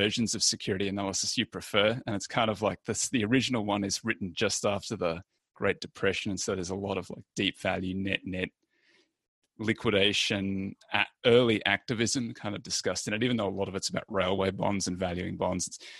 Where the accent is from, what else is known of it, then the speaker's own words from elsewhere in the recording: Australia; moved away; I'm Australian originally